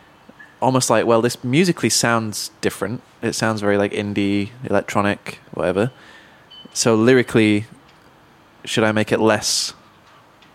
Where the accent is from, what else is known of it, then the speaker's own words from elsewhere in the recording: Manchester, North West England, United Kingdom; growing up in Manchester, where it's very diverse musically.